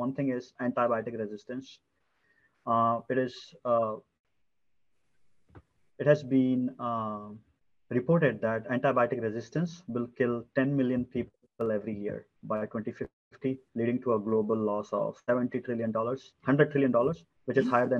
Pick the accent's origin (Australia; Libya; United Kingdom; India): India; moved away; India, my home country.